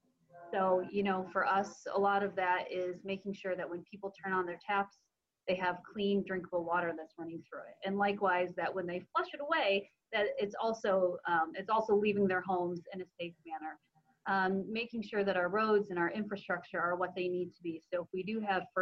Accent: Allendale, Michigan, United States; also born or lived in South Korea / Traverse City, Michigan / Chicago / Greece; So lived in Allendale for maybe, I don't know, 8 years, and then we moved around West Michigan a little bit. Finished high school in Traverse City

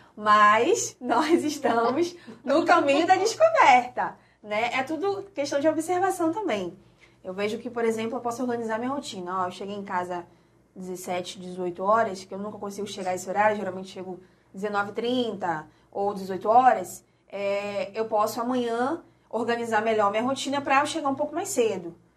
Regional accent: Rio de Janeiro, Brazil; now in Valença, Brazil; eu sou carioca, a família é toda do Rio de Janeiro

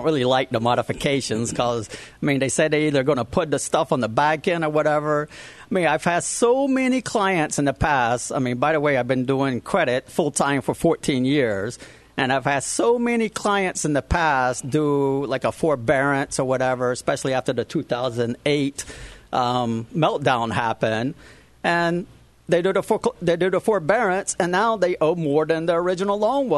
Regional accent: Savannah, Georgia, United States; moved away as an adult; now in Florida, United States; I'm a Georgia boy. I came from Savannah, Georgia.

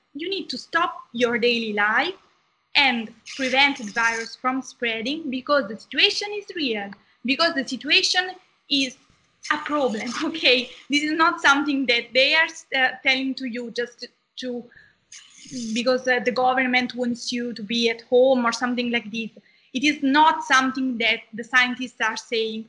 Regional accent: Southern Italy, Italy; I am from Italy. I come from the south of Italy

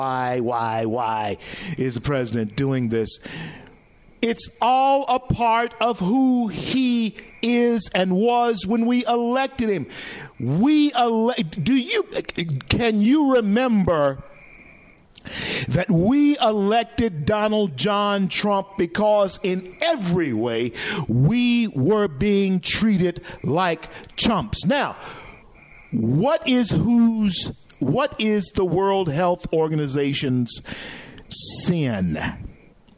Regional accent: Louisiana, United States; moved away; my home state of Louisiana

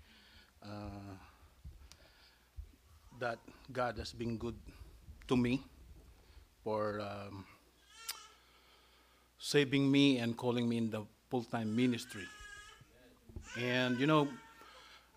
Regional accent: Philippines; I was born in the Philippines

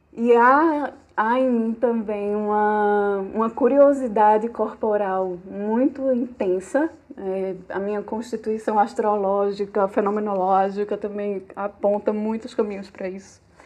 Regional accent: Garanhuns, Pernambuco, Brazil; also born or lived in Caruaru / Recife; Eu sou garanhuense, né? Sou de Garanhuns.

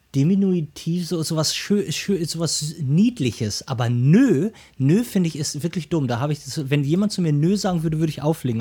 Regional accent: Ruhr area, North Rhine-Westphalia, Germany; now in Hamburg, Germany; ich komme komm aus dem Ruhrgebiet gebürtig

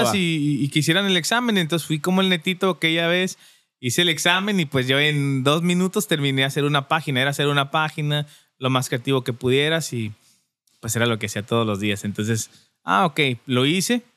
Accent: Durango, Mexico; moved away as an adult; now in Tijuana, Mexico; originario de Durango

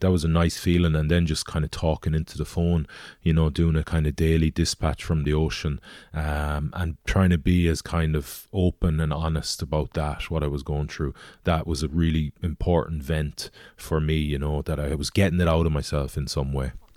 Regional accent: Galway, Connacht, Ireland; I'm from Galway, so rowing into my hometown

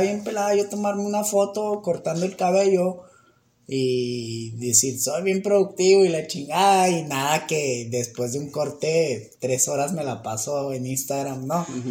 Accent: Mexico

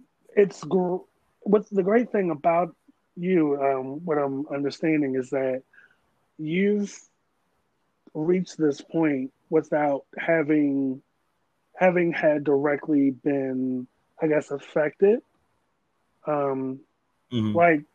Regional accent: Maryland, United States; So, I'm from Maryland and I still came back.

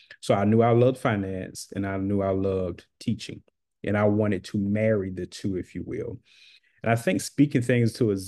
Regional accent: Macon, Georgia, United States; I'm from Macon, Georgia. I currently reside in Macon, Georgia

